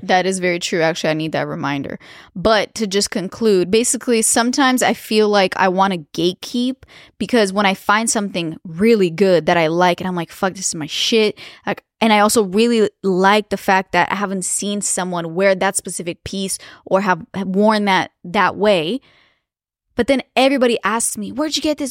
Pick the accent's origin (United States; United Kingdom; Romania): Romania; moved away; growing up in Romania